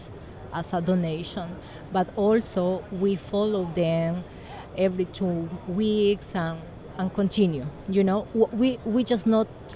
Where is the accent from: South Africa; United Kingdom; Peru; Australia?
Peru; English is a second language; I'm from Peru